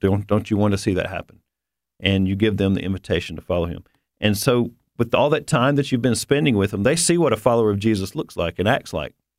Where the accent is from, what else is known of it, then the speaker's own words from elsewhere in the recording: the South, United States; I'm from the South